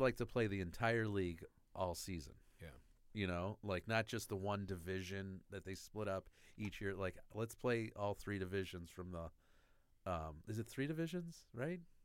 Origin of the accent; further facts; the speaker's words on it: Bridgeview, Illinois, United States; also born or lived in Tinley Park, Illinois; I grew up in Bridgeview.